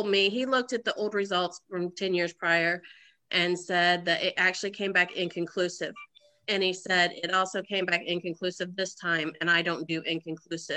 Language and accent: English; Oklahoma, United States; moved away; also born or lived in Swayzee, Indiana; I originally from Oklahoma, born and raised in Oklahoma, but all my family is from Indiana, so I'm from Swayze, Indiana